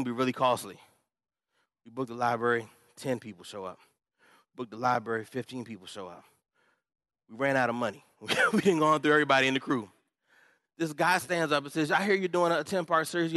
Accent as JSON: {"language": "English", "town": "Upper Marlboro", "region": "Maryland", "country": "United States", "said": "I'm from Upper Marlboro, Maryland"}